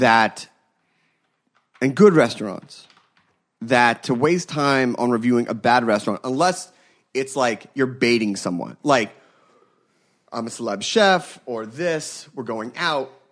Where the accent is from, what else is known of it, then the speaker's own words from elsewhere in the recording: Philadelphia, Pennsylvania, United States; I grew up in Philadelphia